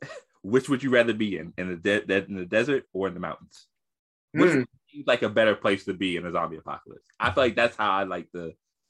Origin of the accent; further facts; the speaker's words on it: the South, United States; I'm a Southerner.